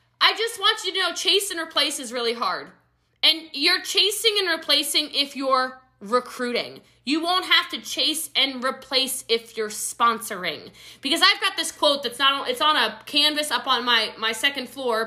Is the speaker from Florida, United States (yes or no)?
no; Middletown, Maryland, United States; now in Texas, United States; I grew up in a small country town in Maryland. I'm from Frederick County, Maryland